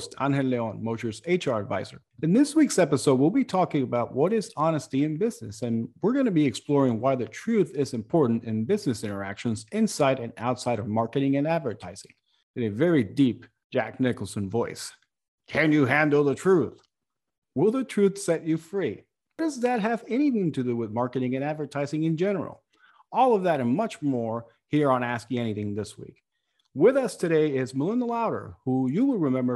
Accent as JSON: {"language": "English", "country": "Puerto Rico", "tie": "born or raised there", "moved": "yes", "said": "I grew up in Puerto Rico, where we have a hot posh of cultures"}